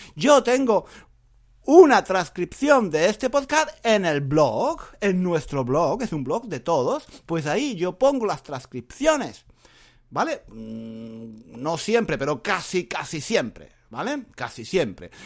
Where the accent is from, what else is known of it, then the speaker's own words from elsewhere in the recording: Granada, Andalusia, Spain; moved away as an adult; now in London, United Kingdom; mi ciudad natal en Granada